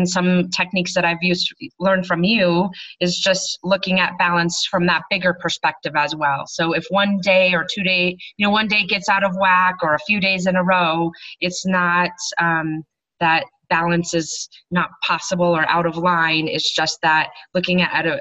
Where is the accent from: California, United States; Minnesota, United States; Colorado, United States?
Colorado, United States; also born or lived in Hawaii; I live in Colorado. I grew up in Colorado